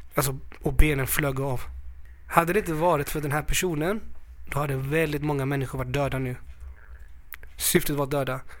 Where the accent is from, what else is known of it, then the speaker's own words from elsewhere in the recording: Sweden; jag är född i Sverige